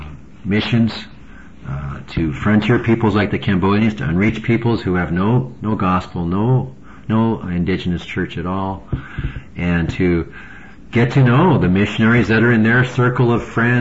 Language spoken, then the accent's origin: English; United States; as an American